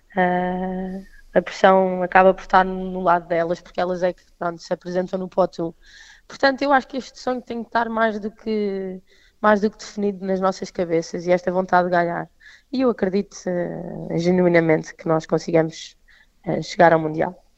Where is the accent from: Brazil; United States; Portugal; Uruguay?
Portugal; como portuguesa, eh, jogadora de Portugal